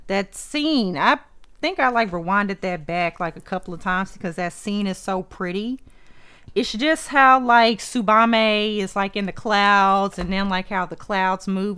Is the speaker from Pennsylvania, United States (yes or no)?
no; Texas, United States; I'm from Texas.